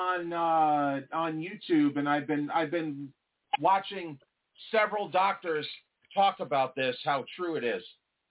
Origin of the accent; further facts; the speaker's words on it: New York, United States; moved away; I'm originally from New York.